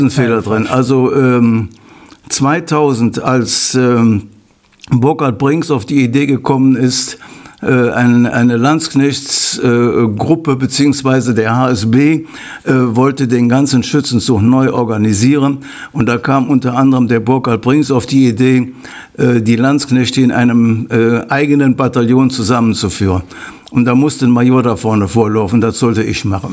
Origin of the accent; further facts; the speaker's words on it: Meerbusch, North Rhine-Westphalia, Germany; Ur-Ostrater bin, kenne ich sehr viele Leute